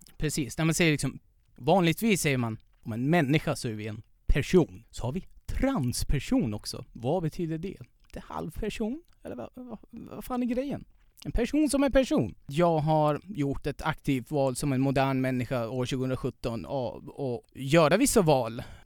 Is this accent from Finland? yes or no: no; Iran; Swedish is a second language; moved away as an adult; now in Sweden; där jag kommer ifrån